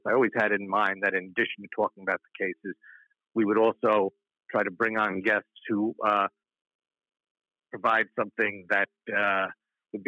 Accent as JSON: {"language": "English", "area": "Bergen County", "region": "New Jersey", "country": "United States", "said": "I come from Bergen County"}